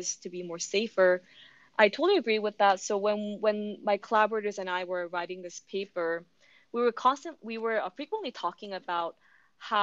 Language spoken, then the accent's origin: English; South Korea; moved away as an adult; Korea, my home country. I think as a Korean, well, I guess as an international student